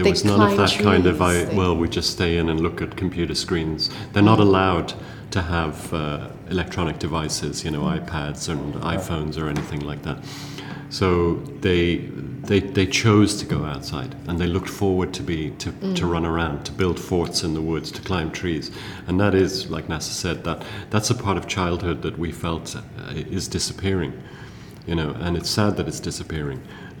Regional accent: South Africa; also born or lived in England; I read as a child a lot, because I grew up in South Africa, in boarding school first in England and then later in South Africa, and there was no television.

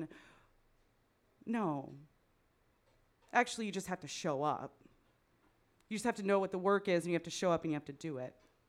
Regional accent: Midwest, United States; accent: Midwestern; Is my Midwestern accent too thick now for my Californian friends?

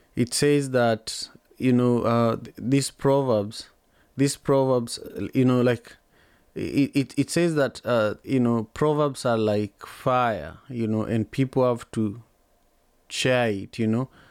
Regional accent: Manyatta, Kisumu County, Kenya; growing up in Manyatta

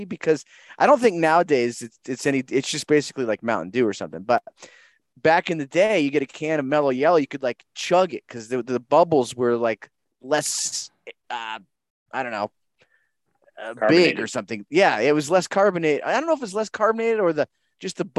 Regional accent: Colorado, United States; I'm from Colorado, so we call it pop

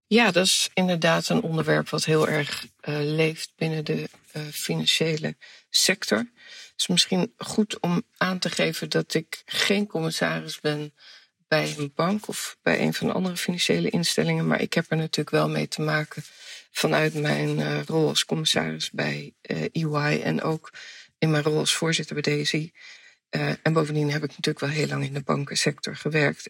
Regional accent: Amsterdam, North Holland, Netherlands; Ik ben eh, geboren in Amsterdam-Noord, in de tijd dat het nog niet zo hot en happening was als nu

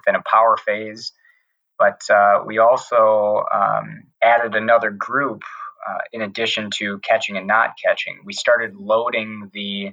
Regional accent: Wisconsin, United States; moved away as an adult; also born or lived in Tennessee / Pennsylvania; growing up in Wisconsin, going to school in Wisconsin

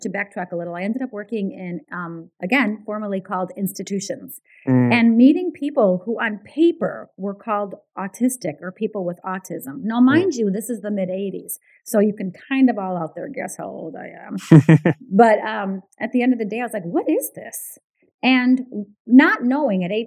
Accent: Chicago, Illinois, United States; first language Ukrainian; English is a second language; moved away as an adult; now in Canada; I grew up in Chicago in a really what we call a Ukrainian ghetto

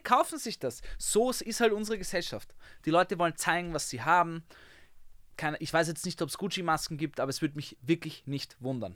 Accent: Vienna, Austria; accent: Viennese; Ich bin wirklich am Naschmarkt aufgewachsen

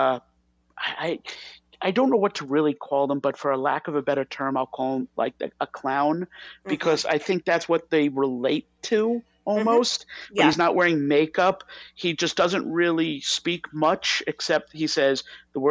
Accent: New York, United States; a New Yorker

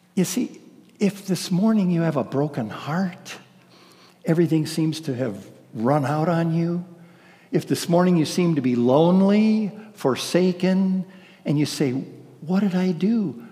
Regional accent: Ohio, United States; moved away; I'm from Ohio

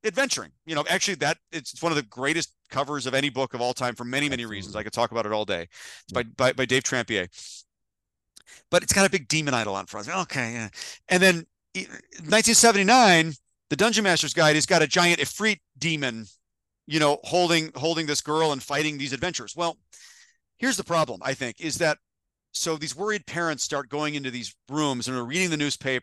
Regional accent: Chicago, Illinois, United States; I grew up in that era, and I'm from Chicago

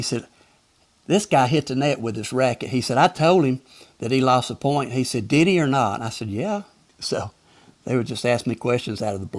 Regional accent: the South, United States; accent: Southern; they give me a hard time with my Southern accent, you know.

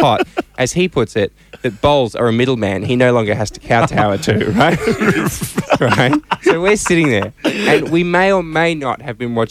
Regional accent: Australia; I'm from Australia

